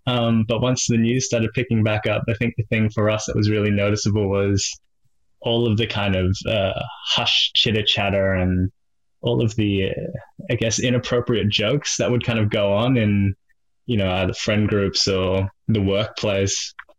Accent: Melbourne, Victoria, Australia; moved away as an adult; now in Sydney, Australia; grew up in the sleepy suburbs of uh, Springvale, crazy uh, melting pot of culture, I suppose, in Melbourne

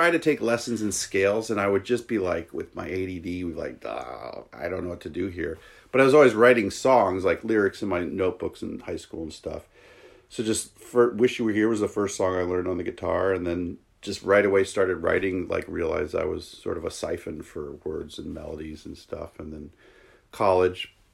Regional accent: New York, United States; also born or lived in Wisconsin / Seattle / San Francisco / Los Angeles; now in Whidbey, United States; I'm from New York originally, and I like bounced around. I went to college in Wisconsin, and then was in Seattle for eight years a while back, and then went to San Francisco and L.A.

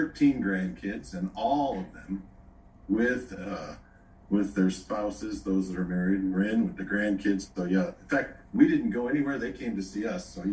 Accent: Chicago, Illinois, United States; moved away as an adult; now in Owensboro, United States; I grew up in the Chicago area, and now for the last 30 some years, my wife and I have been living in the state of Kentucky, a small burg, it's called Owensboro

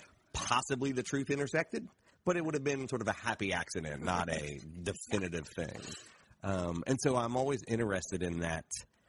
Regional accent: Appalachia, United States; And so if I wrote about being Appalachian in those different places, I have different emotional feelings about the exact same thing within me, which obviously Appalachia is not a race, but it's an identity of culture.

